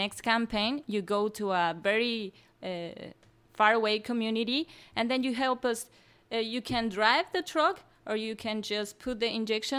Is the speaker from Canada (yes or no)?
no; Mexico City, Mexico; English is a second language; I come from Mexico City